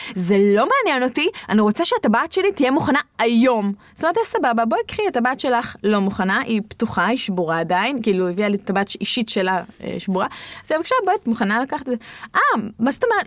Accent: Tzohar, Southern District, Israel; אני גדלתי בצוחר

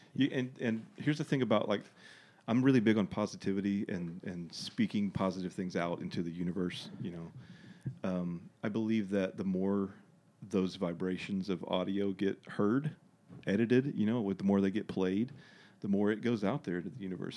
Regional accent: Dardanelle, Arkansas, United States; also born or lived in Russellville, Arkansas; I grew up in Dardanelle, went to school there, graduated, went to Arkansas Tech for a little bit

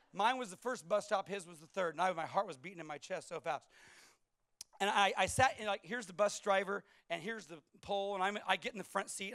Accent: California, United States; moved away; I was from California.

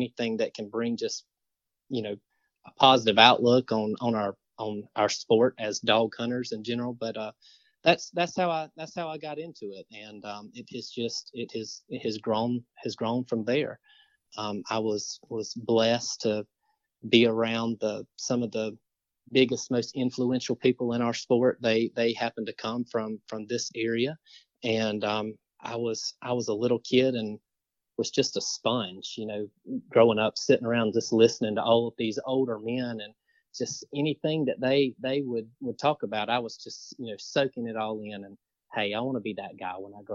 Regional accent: Marianna, Florida, United States; I'm from Mariana

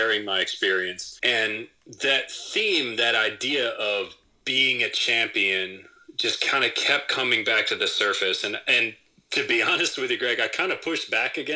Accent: Southwest Michigan, United States; I grew up in Southwest Michigan. I grew up in a pretty rural area.

